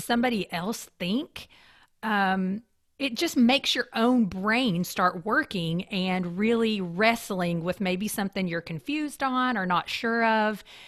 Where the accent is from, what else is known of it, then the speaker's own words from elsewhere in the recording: eastern Kentucky, United States; moved away; also born or lived in Lexington, Kentucky; I grew up in the mountains of eastern Kentucky